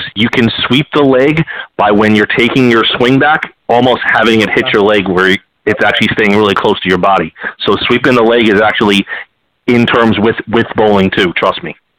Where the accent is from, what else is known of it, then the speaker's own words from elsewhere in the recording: Northeast, United States; we're all from the Northeast